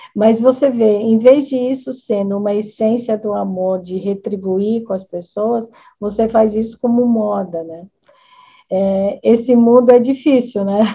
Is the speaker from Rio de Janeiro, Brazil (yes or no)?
no; Americana, São Paulo, Brazil; Eu sou aqui da cidade de Americana